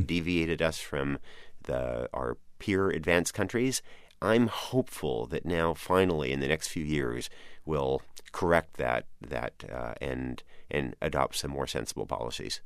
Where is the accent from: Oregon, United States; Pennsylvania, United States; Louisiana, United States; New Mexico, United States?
Oregon, United States; moved away; I grew up in Oregon